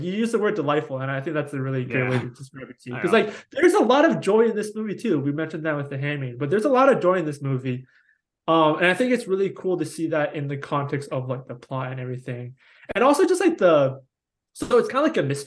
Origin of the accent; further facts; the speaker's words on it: United States; as an American